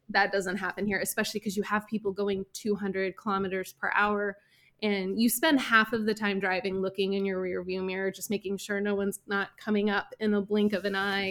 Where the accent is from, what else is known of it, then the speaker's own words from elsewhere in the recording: Portland, United States; moved away as an adult; now in Frankfurt area, Germany; I'm from Portland